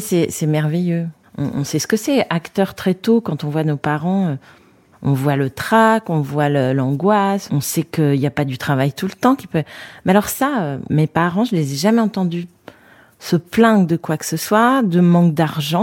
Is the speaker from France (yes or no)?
yes; Paris, Île-de-France, France; now in Fontenay-sous-Bois, France; j'ai grandi, euh, dans le septième arrondissement, à école militaire. Avenue de Tourville, exactement